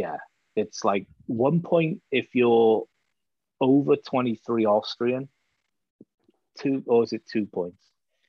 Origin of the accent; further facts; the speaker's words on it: Wales, United Kingdom; accent: Welsh; Oh, I can get real strong if you like, but... You know.